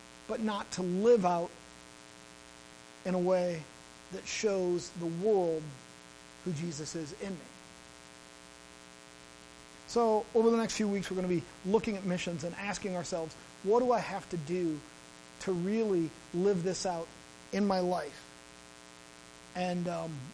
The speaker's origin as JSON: {"language": "English", "region": "Midwest", "country": "United States", "moved": "yes", "said": "I'm from the Midwest and we do everything over food there"}